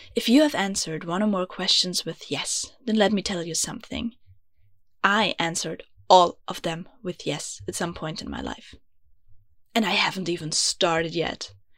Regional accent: Vienna, Austria; first language German; English is a second language; I'm from Vienna, beautiful, grumpy Austria, which you might have guessed, because I know I have an accent. Yeah, English is not my mother tongue. It's actually German

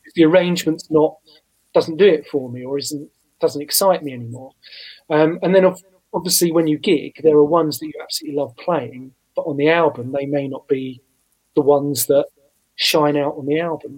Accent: Southend-on-Sea, East of England, United Kingdom; my hometown of Southend on Sea in Essex

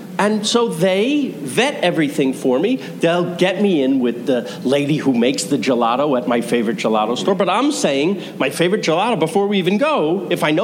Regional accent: United States; also born or lived in New York; I came from America

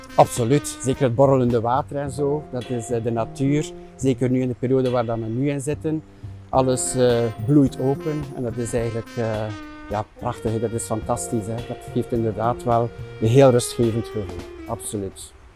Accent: Flemish Ardennes, Flanders, Belgium; moved away; also born or lived in Oudenaarde; Ik ben geboren in Oudenaarde en eigenlijk ben ik opgegroeid in de Vlaamse Ardennen.

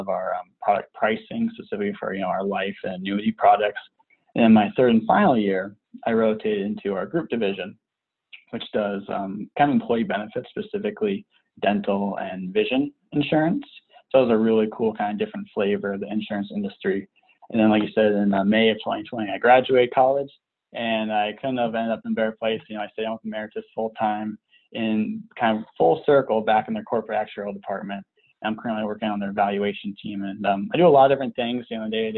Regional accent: Southern California, United States; moved away as an adult; also born or lived in Nebraska; I was born and raised in Southern California

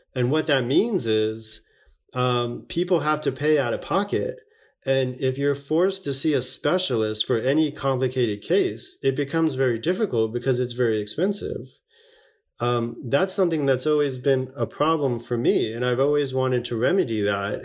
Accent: Las Vegas, Nevada, United States; also born or lived in Long Island, New York; I was born in Long Island, New York, but I was raised in um, Southern Nevada, Las Vegas, Nevada.

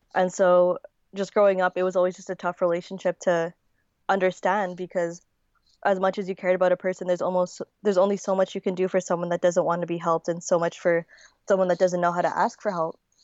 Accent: Winnipeg, Manitoba, Canada; also born or lived in Manila, Philippines; I was born in Manila. I was born in nineteen ninety-nine, and I was nine months old when I moved to Winnipeg.

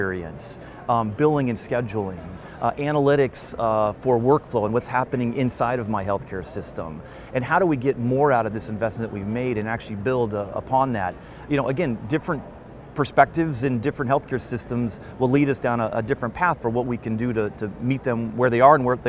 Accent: Pacific Northwest, United States; I'm from the Pacific Northwest

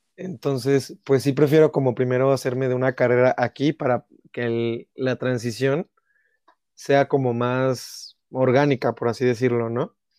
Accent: Mexico; como mexicano

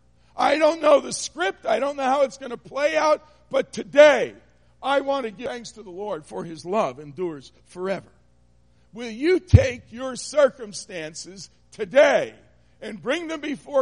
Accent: New Jersey, United States; now in Michigan, United States; I'm not from Michigan. I'm from New Jersey, and we're rude

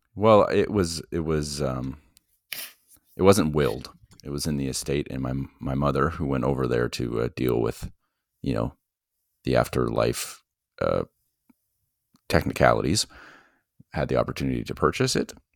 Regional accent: Ottawa, Ontario, Canada; I was born in Ottawa

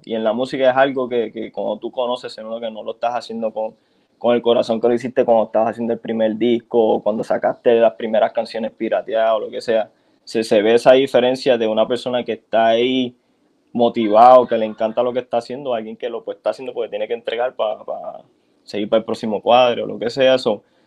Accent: San Juan, Puerto Rico; also born or lived in Carolina, Puerto Rico; yo me crié mis primeros años en Santurce

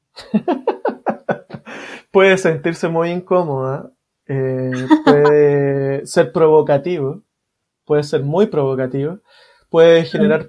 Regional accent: Santiago, Santiago Metropolitan Region, Chile; yo crecí en una población, en Cerro Navia.

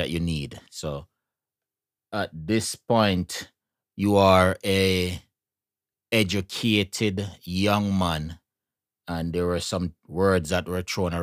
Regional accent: Jamaica; we come from Jamaica, so we have to talk to Jamaican father

